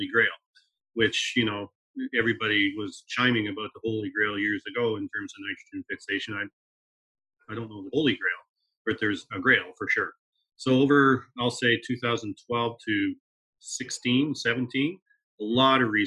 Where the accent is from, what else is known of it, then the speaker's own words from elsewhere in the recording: Aylmer, Ontario, Canada; I'm brought up on a dairy farm, southwestern Ontario